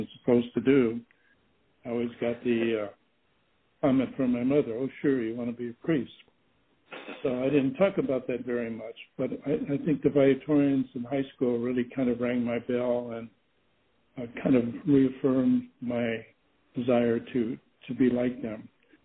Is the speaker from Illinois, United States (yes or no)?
yes; Rock Island, Illinois, United States; I grew up in the Quad Cities. Actually, I was a student in Allman High School in Rock Island